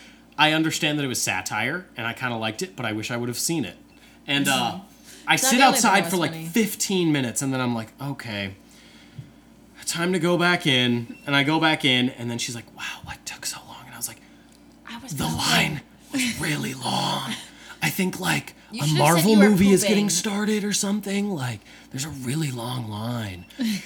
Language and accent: English; Alabama, United States; now in Wisconsin, United States; I am from Alabama.